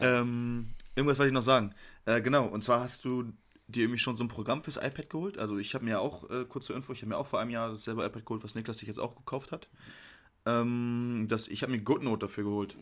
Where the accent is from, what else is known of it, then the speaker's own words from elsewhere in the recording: Hamburg, Germany; moved away; ich komme ja aus Hamburg